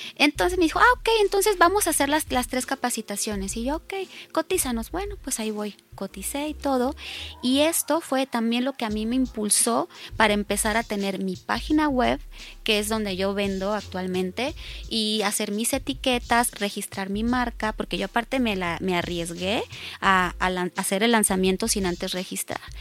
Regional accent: Culiacán, Sinaloa, Mexico; also born or lived in Tijuana, Mexico; now in Mexico City, Mexico; De Culiacán, pero viví mucho tiempo en Tijuana, entonces llego a Ciudad de México

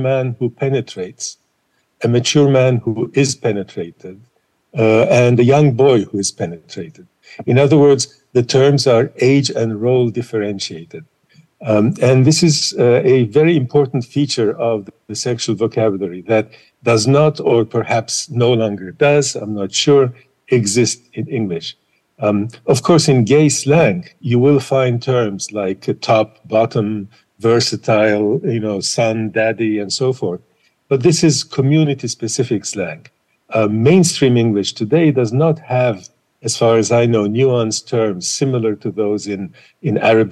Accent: Istanbul, Turkey; now in United States; I was born in Istanbul in a long time ago.

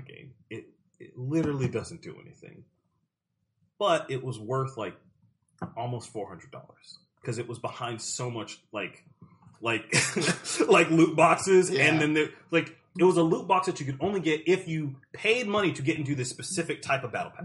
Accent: South Carolina, United States; I'm from South Carolina and we don't have ice.

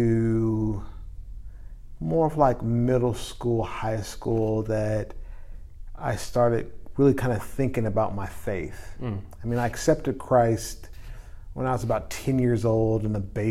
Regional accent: Portland, Oregon, United States; moved away as an adult; also born or lived in North Carolina; now in Jacksonville, United States; move back to my hometown, which is Portland, Oregon

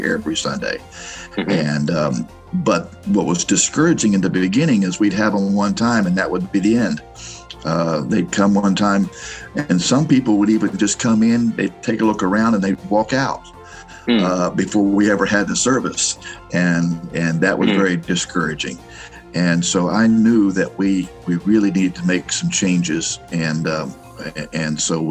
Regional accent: Miami, Florida, United States; moved away as an adult; also born or lived in Romania; now in Orlando, United States; I was born in Miami

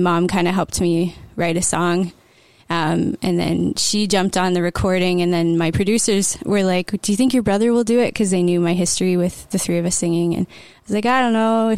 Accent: Bancroft, Ontario, Canada; I grew up in Bancroft and came to know the Lord pretty young

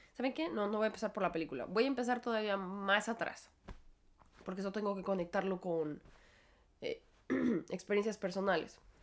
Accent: Mexico; moved away as an adult; now in New York, United States; creció en México, igual que yo

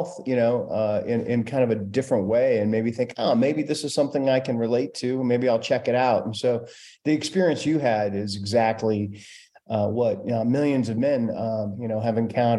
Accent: Denver, Colorado, United States; I grew up in Denver. I never thought I would stay there, but after college, I moved back

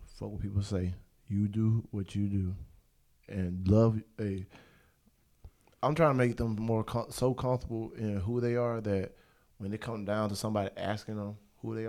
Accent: Pensacola, Florida, United States; I'm from Pensacola

